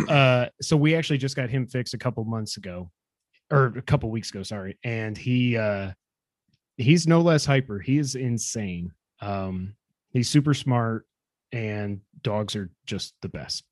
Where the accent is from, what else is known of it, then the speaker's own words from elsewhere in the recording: Watertown, New York, United States; we're both from upstate New York. We're from Watertown